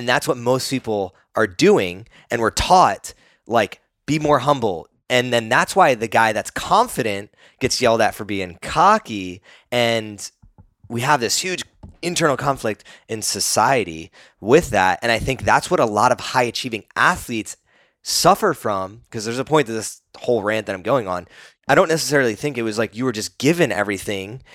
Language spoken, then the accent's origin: English; East Coast, United States; growing up on the East Coast